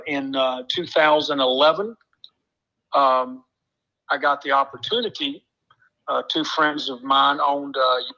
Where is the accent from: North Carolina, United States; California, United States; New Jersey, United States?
North Carolina, United States; Kannapolis; I'm from Kannapolis, North Carolina